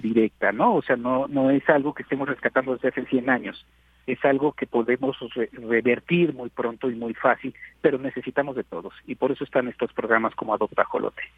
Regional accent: Mexico

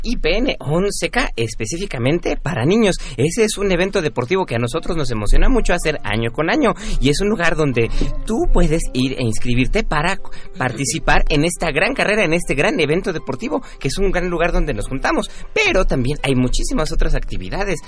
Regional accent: Xochimilco, Mexico City, Mexico; Yo soy originario de Xochimilco

